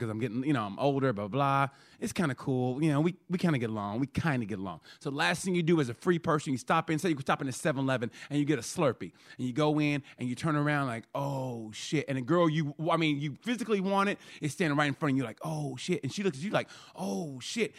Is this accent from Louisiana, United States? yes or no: no; Oklahoma, United States; I grew up in Oklahoma